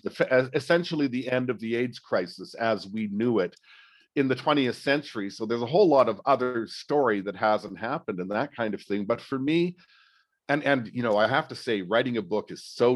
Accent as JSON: {"language": "English", "town": "Edmonton", "region": "Alberta", "country": "Canada", "tie": "born or raised there", "said": "I grew up in Edmonton in my teenage years"}